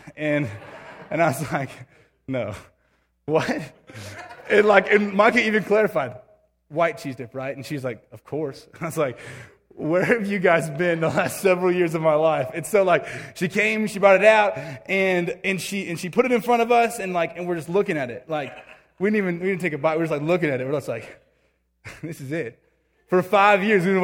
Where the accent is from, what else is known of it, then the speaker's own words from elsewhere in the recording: Alabama, United States; moved away as an adult; now in Nevada, United States; I grew up for the most part in Alabama